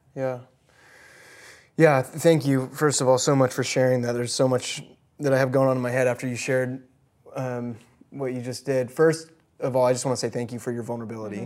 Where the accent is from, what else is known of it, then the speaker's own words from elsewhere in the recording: Midwest, United States; I was born in the Midwest